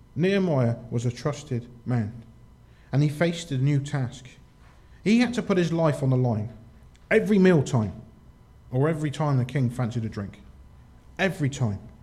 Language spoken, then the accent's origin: English; United Kingdom; we're British